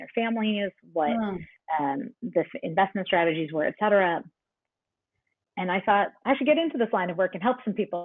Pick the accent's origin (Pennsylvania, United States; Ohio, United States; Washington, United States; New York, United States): Pennsylvania, United States; Pittsburgh; I'm from Pittsburgh